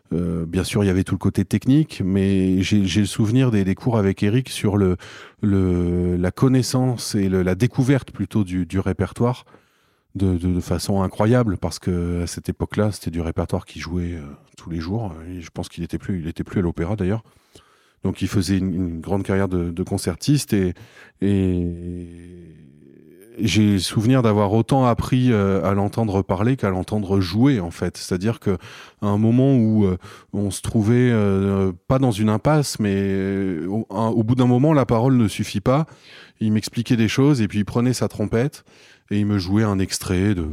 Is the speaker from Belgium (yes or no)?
no; Lille, Hauts-de-France, France; je suis trompettiste, euh, je suis originaire de Lille, dans le nord de la France.